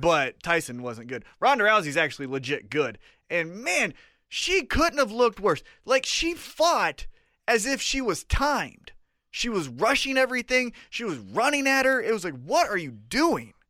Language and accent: English; Kansas City, United States; we're from Kansas City